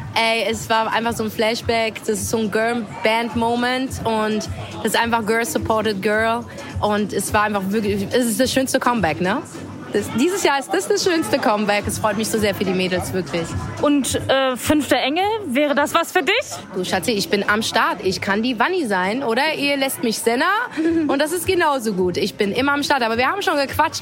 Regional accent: Berlin, Germany; es ist eh meine Heimatstadt

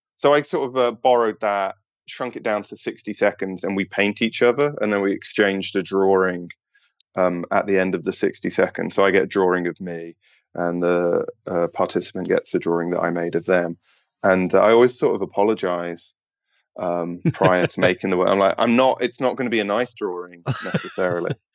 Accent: United Kingdom; as a British person

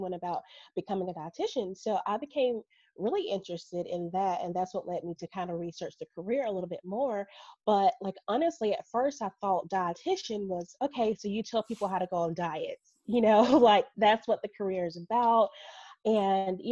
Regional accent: Birmingham, Alabama, United States; I am from Birmingham, Alabama, born and raised, still live here.

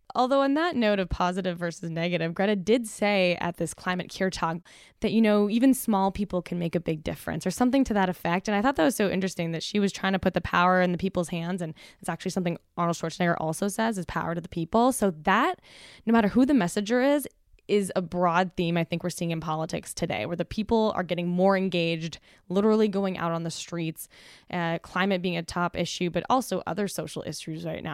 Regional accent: Canada; as the Canadian in the room

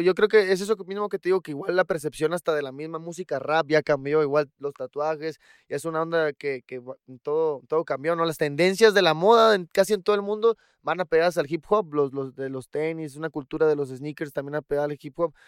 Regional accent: Los Cabos, Baja California Sur, Mexico; yo crecí en Los Cabos

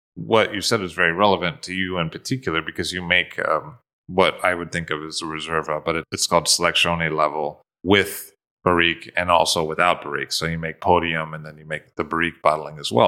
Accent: United States; being an American

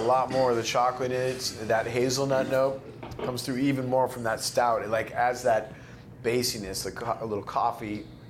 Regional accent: Eugene, Oregon, United States; moved away; I'm a Northwest kid. I grew up in the Eugene Springfield area.

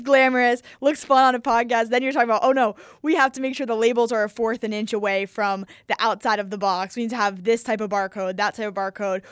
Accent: New York City, New York, United States; I'm from New York City

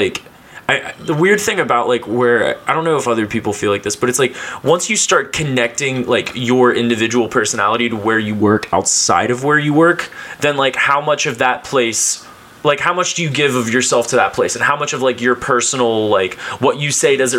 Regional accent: Cincinnati, Ohio, United States; I grew up in Cincinnati, went to Ohio State

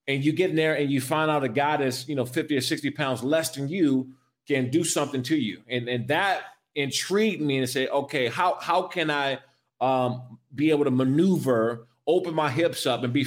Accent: Prince George's County, Maryland, United States; moved away as an adult; I came from Prince George's County, Maryland

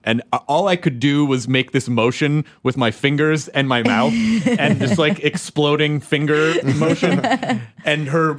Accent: Louisville, Kentucky, United States; I was born in Louisville.

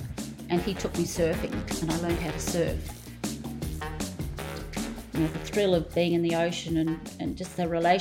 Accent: Australia; I've been best known probably as an Australian sporting legend

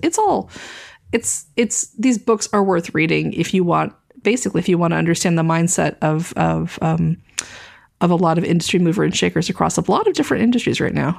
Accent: American South, United States; growing up in the American South

